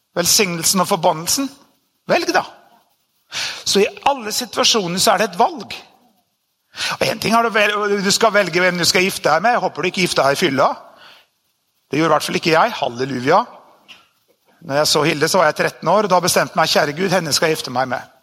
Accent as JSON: {"language": "Norwegian", "country": "Norway", "tie": "born or raised there"}